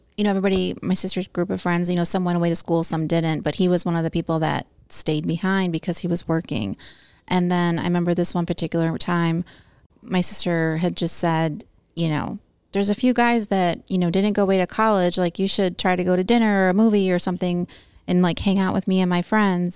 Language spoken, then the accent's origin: English; Bartlett, Illinois, United States; also born or lived in South Elgin; I grew up in Bartlett